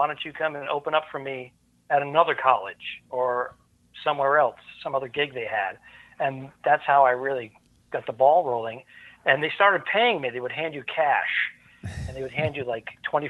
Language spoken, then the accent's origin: English; Cranston, Rhode Island, United States; accent: New England; And you may actually hear a word or two that's very New England.